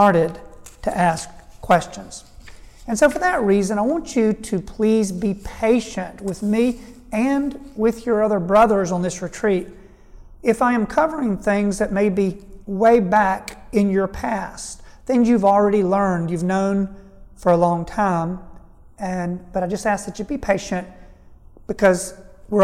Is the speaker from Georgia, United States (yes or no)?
yes; Statesboro, Georgia, United States; I was raised in Statesboro, Georgia, on a tobacco farm.